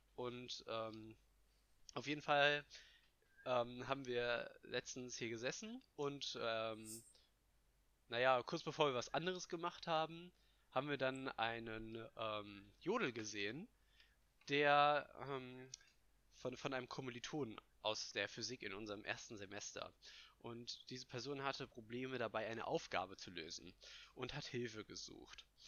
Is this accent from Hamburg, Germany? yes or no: no; Hesse, Germany